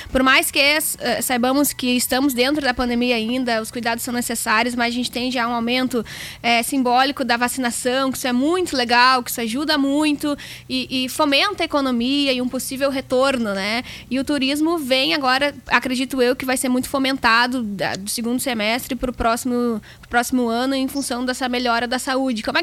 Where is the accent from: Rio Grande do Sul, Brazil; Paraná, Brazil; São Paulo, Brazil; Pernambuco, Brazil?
Rio Grande do Sul, Brazil; Porto Alegre; now in Canoas, Brazil; hoje eu moro em Canoas, que fica aqui do lado, né, de, de Porto Alegre